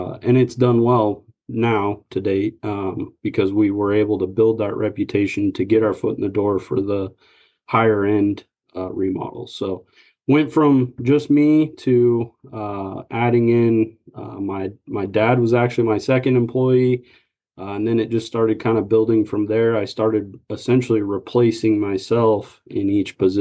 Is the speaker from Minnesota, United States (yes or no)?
no; Lincoln, Nebraska, United States; moved away as an adult; now in Wichita, United States; I originally was born and raised in Lincoln, Nebraska. And so I had just moved down here 2-3 years prior to starting Wichita Homeworks.